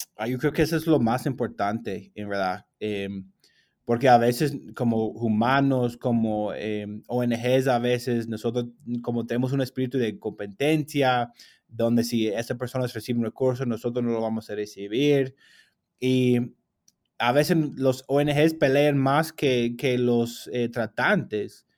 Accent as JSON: {"language": "Spanish", "country": "United States", "second_language": "Spanish", "said": "yo salí del país de los Estados Unidos"}